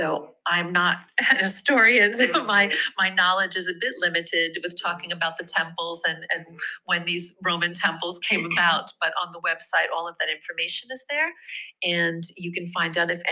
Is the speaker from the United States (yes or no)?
yes; New York, United States; moved away as an adult; now in Rome, Italy; I'm originally from New York, uh-huh. and I've made my home here